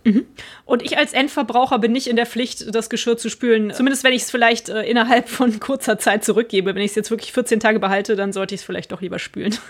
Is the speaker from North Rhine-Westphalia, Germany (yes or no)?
yes; Cologne-Bonn area, North Rhine-Westphalia, Germany; jetzt gerade hier meine Heimat, der Raum Köln-Bonn